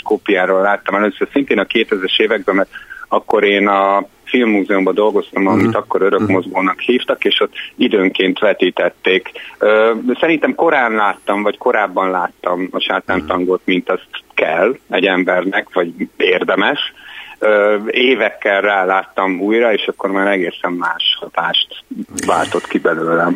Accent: Hungary; moved away as an adult; now in Budapest, Hungary; vidéken nőttem föl

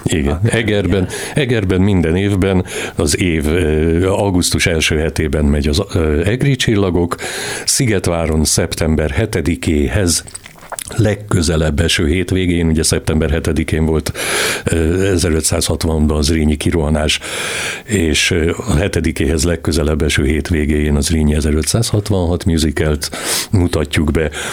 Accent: Transylvania, Romania; én Erdélyben születtem

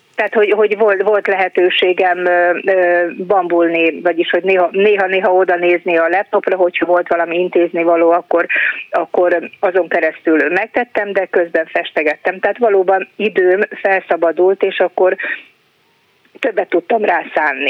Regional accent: Mali Iđoš, Vojvodina, Serbia; a szülőfalumban Kishegyesen, Vajdaságban

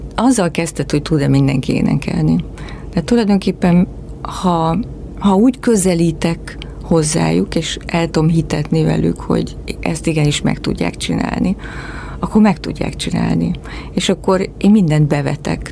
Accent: Miskolc, Borsod-Abaúj-Zemplén, Hungary; moved away; én Miskolcon nőttem fel

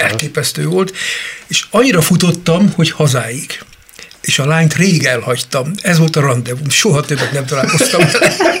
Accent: Baranya, Hungary; also born or lived in Tab, Somogy; Én egy intézetben nevelkedtem

